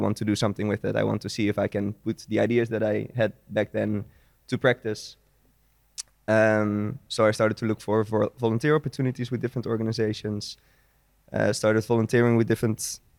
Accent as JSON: {"language": "English", "town": "Vianen", "region": "Utrecht", "country": "Netherlands", "tie": "born or raised there", "said": "In the Netherlands, in Vianen. It's a small city near Utrecht."}